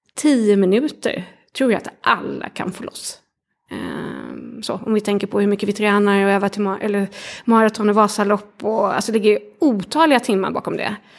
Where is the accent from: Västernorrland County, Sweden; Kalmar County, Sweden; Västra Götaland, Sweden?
Kalmar County, Sweden; Kalmar; jag har vuxit upp i, i Kalmar småstad